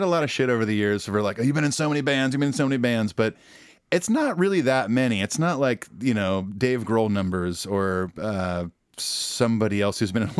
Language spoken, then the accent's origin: English; Southern California, United States; moved away as an adult; now in Nashville, United States; I'm from Southern California